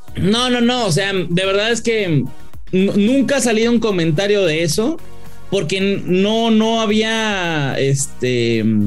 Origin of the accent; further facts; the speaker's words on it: Mexico; Yo soy muy mexicano